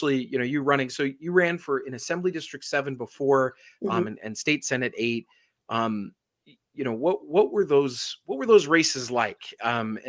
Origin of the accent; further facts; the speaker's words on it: Las Vegas, Nevada, United States; I was born here in Las Vegas as well. So we're both natives.